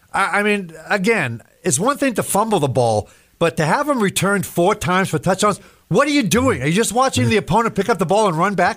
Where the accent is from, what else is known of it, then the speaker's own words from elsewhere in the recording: Massachusetts, United States; moved away; I grew up in Massachusetts.